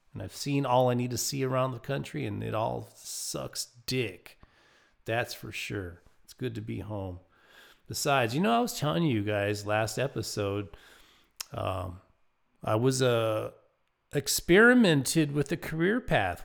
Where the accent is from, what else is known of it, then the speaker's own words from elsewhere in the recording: Lakewood, Colorado, United States; my hometown of Lakewood, Colorado